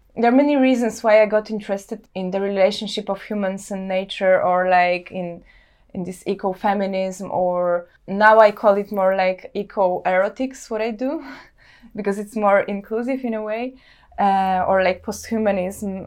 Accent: Warsaw, Masovian Voivodeship, Poland; moved away as an adult; now in Helsinki, Finland; I come from Warsaw, I grew up there

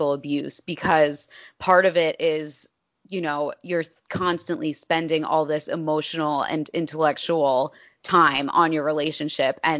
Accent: Point Pleasant, New Jersey, United States; he is from where I'm from. He's from Point Pleasant, New Jersey

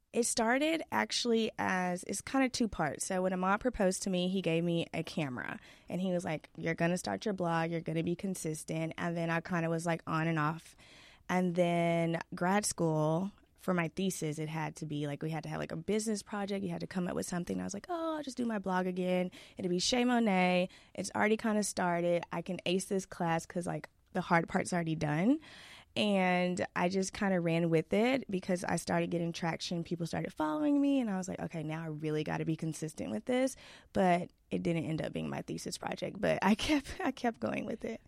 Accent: Duncanville, Texas, United States; also born or lived in Irving, Texas; We moved from Irving, Texas to Duncanville when I was, like, six, and my parents bought a house

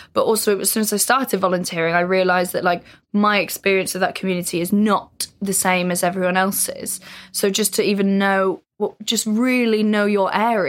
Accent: North Wales, United Kingdom; I'm from North Wales.

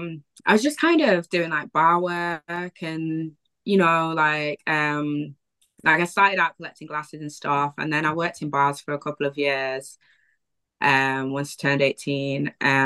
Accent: Wivenhoe, East of England, United Kingdom; flat in Prestwich, and I hadn't even considered Prestwich as like somewhere to live or whatever, because I was from Wivenham.

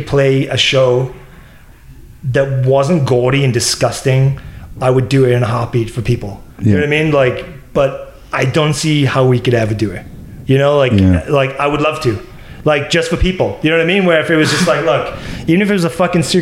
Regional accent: Wales, United Kingdom; now in Florida, United States; I'm Welsh

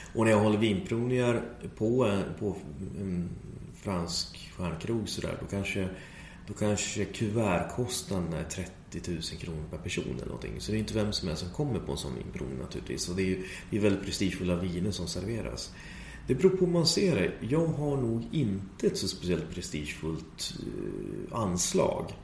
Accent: Sweden; jag är den enda svensken

